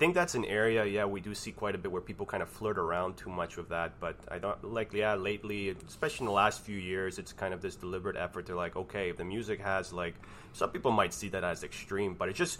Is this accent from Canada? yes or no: yes; Canada; I'm Canadian.